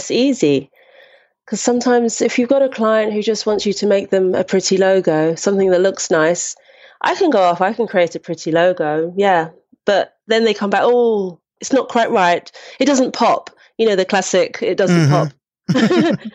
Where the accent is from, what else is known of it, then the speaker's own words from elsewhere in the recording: London, United Kingdom; I grew up in Brixton, which is South London.